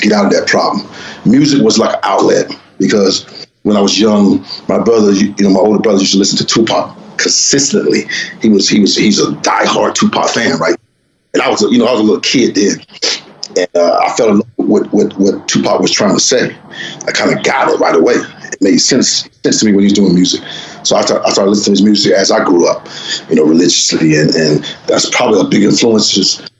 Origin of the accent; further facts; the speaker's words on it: Los Angeles, California, United States; I grew up in South Central LA. So South Central Los Angeles